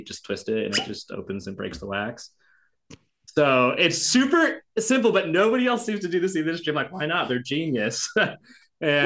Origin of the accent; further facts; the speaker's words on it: the Northwest, Pacific Northwest, United States; I'm from the Northwest